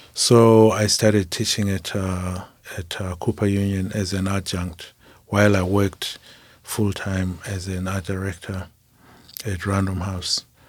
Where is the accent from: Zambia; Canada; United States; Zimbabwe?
Zimbabwe; moved away as an adult; I'm from Zimbabwe